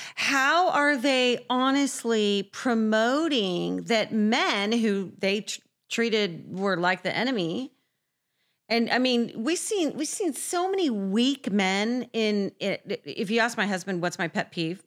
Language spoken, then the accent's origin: English; San Diego, California, United States; I grew up in San Diego